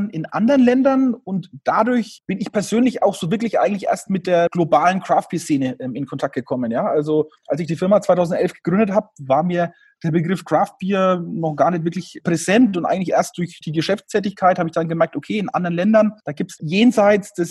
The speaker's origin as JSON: {"language": "German", "region": "Bavaria", "country": "Germany", "tie": "born there", "said": "habe damals als gebürtiger Oberfranke natürlich auch schon eine ausgeprägte Leidenschaft fürs Thema Bier gehabt"}